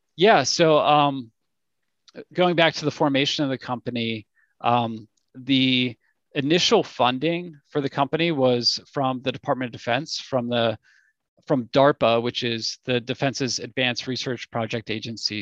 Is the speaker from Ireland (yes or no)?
no; Pittsburgh, Pennsylvania, United States; also born or lived in London / San Diego / Cincinnati; I'm from Pittsburgh